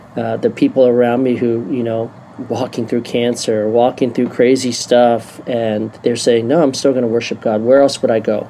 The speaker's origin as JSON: {"language": "English", "region": "Maryland", "country": "United States", "tie": "born or raised there", "said": "I was born and raised in Maryland"}